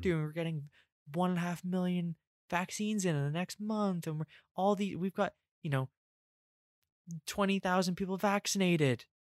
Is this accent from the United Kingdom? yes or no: yes; England, United Kingdom; I'm English